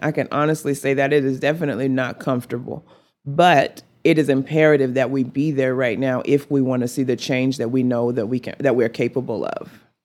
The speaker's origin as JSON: {"language": "English", "town": "Amarillo", "region": "Texas", "country": "United States", "tie": "born or raised there", "also_born_or_lived": "Lincoln, Nebraska", "said": "my hometown"}